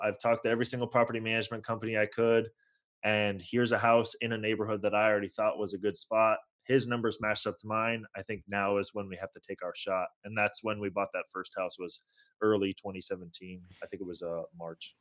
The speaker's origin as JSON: {"language": "English", "area": "Bay Area", "region": "California", "country": "United States", "tie": "born or raised there", "also_born_or_lived": "Toronto, Canada", "moved": "as an adult", "lives_now": "Los Angeles, United States", "said": "I was born in Toronto, grew up in the Bay Area."}